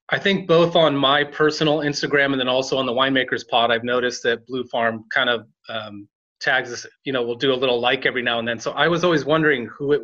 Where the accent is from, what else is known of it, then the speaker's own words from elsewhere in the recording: Sonoma County, California, United States; I grew up here in Sonoma County